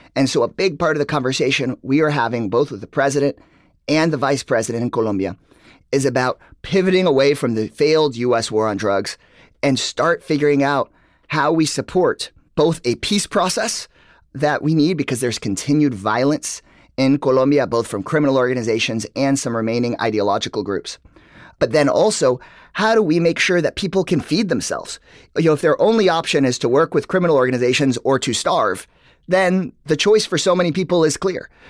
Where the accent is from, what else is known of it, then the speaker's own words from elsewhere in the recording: Texas, United States; I'm from Texas